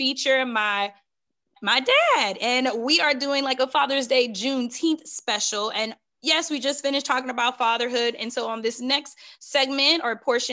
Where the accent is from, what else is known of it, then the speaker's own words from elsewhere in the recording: Beaumont, Texas, United States; I'm from Beaumont, Texas